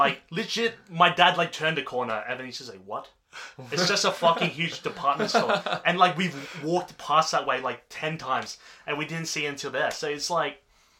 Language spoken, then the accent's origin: English; Canberra, Australian Capital Territory, Australia; I was born in Canberra.